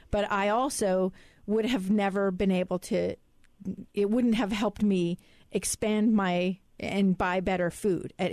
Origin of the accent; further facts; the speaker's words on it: Alaska, United States; I know people who are that poor in my hometown of Alaska